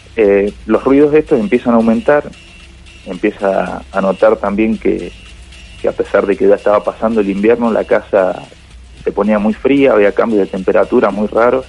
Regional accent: Mendoza, Argentina; now in Rosario, Argentina; yo soy en realidad de Mendoza

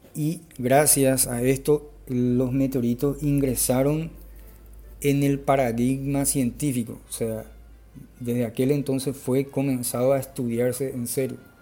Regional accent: Paraguay; soy de Paraguay

